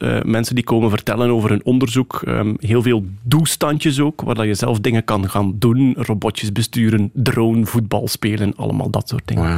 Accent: Wachtebeke, Flanders, Belgium; now in Sint-Amandsberg, Belgium; ik ben wel onmiddellijk eh, naar de beschaving gebracht in Wachtebeke

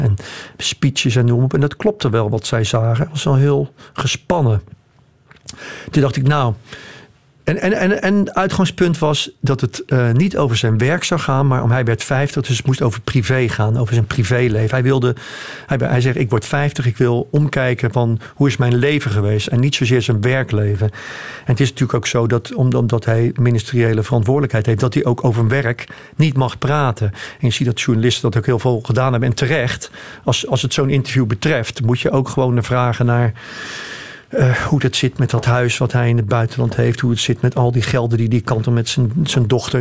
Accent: Rotterdam, South Holland, Netherlands; Ik ben ook geboren in Rotterdam

